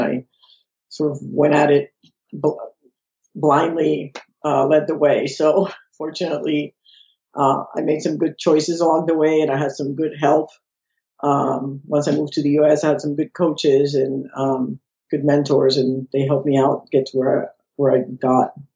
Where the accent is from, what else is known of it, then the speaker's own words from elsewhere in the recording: San Juan, Puerto Rico; now in Florida, United States; I was born in San Juan, Puerto Rico